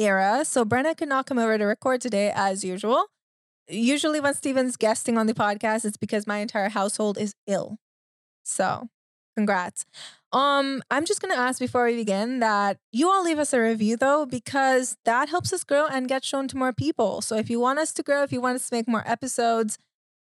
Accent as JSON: {"language": "English", "country": "Trinidad & Tobago", "tie": "born or raised there", "said": "I grew up in the Caribbean."}